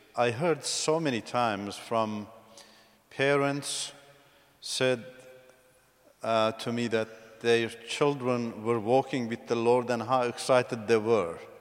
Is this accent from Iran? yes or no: yes; beside the Caspian Sea, northern Iran, Iran; moved away as an adult; also born or lived in Turkey / Australia / United States; So, this is my motherland, Iran. I've come from the northern part of Iran, uh, beside the Caspian Sea.